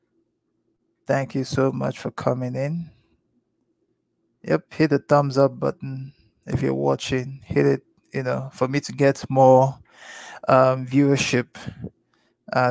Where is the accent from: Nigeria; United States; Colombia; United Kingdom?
Nigeria; Lagos; I was born and brought up in Lagos, Nigeria. I was born in Sulu, grew up in Apapa. Papa is in Lagos, Nigeria